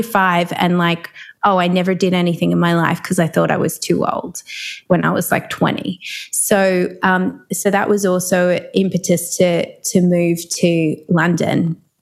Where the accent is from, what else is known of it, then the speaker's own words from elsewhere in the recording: Melbourne, Victoria, Australia; I'm from Melbourne, which is down the bottom of Australia.